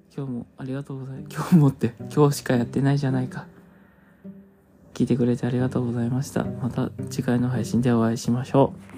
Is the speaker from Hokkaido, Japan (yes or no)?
yes; Hokkaido, Japan; 北海道出身です